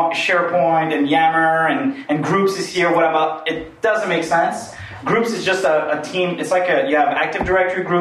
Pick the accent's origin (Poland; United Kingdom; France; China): France; now in Canada; I'm really French. I'm from France.